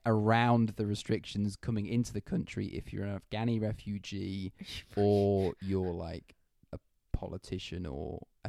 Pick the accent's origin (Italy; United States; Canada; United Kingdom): United Kingdom; England; moved away; Coming from England